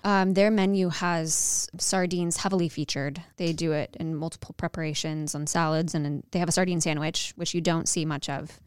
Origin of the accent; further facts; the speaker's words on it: Arizona, United States; now in Dallas, United States; I am from Arizona